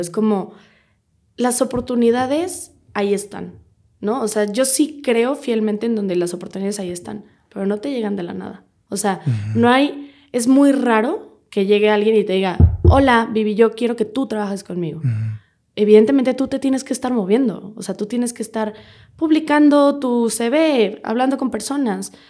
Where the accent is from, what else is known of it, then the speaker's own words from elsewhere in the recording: Querétaro, Mexico; moved away as an adult; now in Mexico City, Mexico; yo nací en Querétaro, toda mi familia es de Querétaro